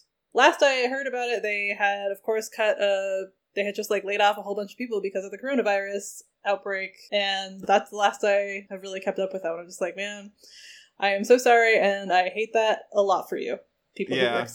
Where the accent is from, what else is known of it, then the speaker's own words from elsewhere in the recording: New England, United States; I was raised in New England.